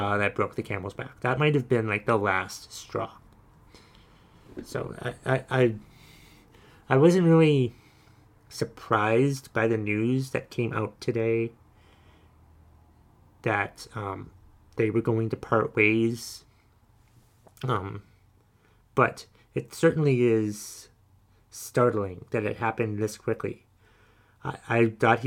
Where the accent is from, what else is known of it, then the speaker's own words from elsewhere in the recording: Davie, Florida, United States; also born or lived in Titusville, Florida; back in the early 90s, mid-90s, 1992, my folks and my sister and I, we moved from Titusville, Florida to South Florida, Davie, Florida